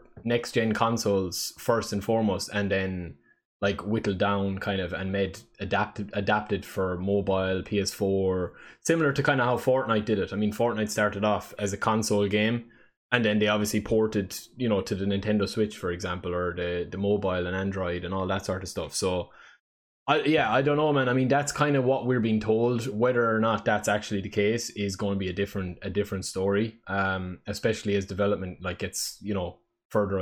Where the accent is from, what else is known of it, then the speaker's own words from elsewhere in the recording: Ireland; I'm the Irish guy